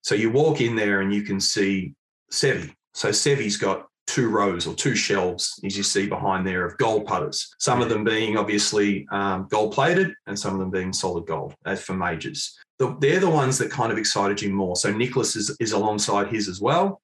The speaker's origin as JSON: {"language": "English", "town": "Mount Eliza", "region": "Victoria", "country": "Australia", "tie": "born or raised there", "said": "Mount Eliza. Yeah, yeah. Only uh, stone's throw really from where I am these days living"}